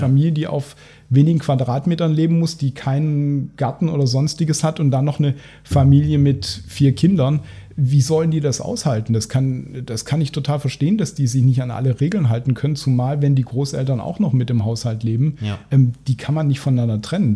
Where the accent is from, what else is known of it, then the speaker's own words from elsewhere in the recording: Cologne, North Rhine-Westphalia, Germany; als Kölner